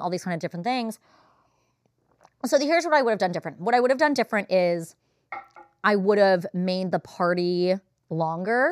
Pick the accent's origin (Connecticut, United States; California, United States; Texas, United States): California, United States; Los Angeles; I'm from The Valley.